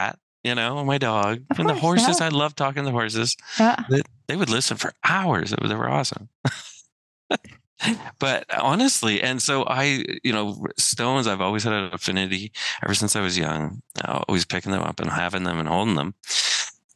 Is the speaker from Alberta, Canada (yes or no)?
yes; Siksika, Alberta, Canada; I'm from Siksika